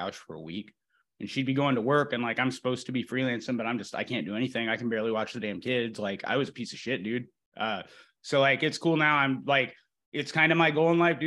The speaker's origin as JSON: {"language": "English", "region": "Indiana", "country": "United States", "tie": "born or raised there", "moved": "as an adult", "lives_now": "Oklahoma, United States", "said": "I grew up in the Indiana area, a really small town, Indiana"}